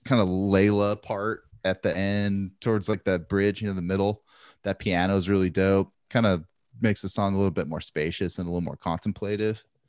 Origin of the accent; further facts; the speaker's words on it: Santa Maria, California, United States; growing up in Santa Maria